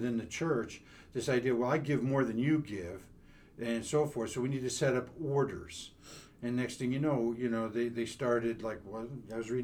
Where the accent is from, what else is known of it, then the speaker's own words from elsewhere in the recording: New York, United States; I'm also from New York